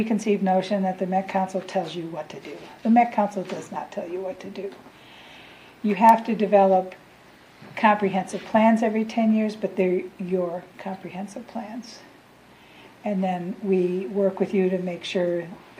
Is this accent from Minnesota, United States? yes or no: yes; Saint Paul, Minnesota, United States; I was born and raised in St. Paul, had the opportunity to graduate from Highland Park Public High School